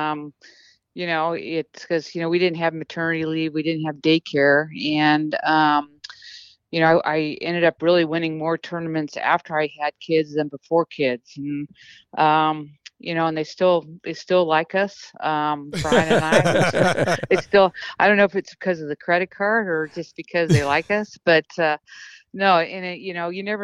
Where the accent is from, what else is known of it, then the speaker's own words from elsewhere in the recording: United States; being American